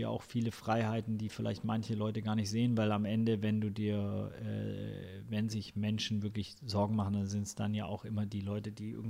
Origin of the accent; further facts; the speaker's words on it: Ludwigsburg, Baden-Württemberg, Germany; Die vier, das sind eher, wir sind halt zusammen in Ludwigsburg aufgewachsen.